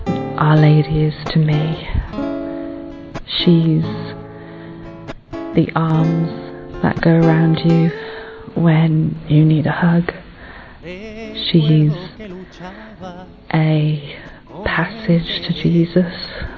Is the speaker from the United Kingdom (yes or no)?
yes; England, United Kingdom; I'm from England